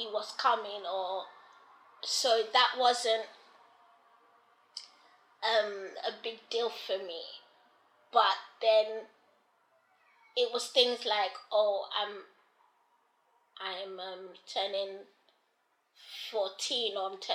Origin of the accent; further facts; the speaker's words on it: Nigeria; now in London, United Kingdom; I remember growing up in Nigeria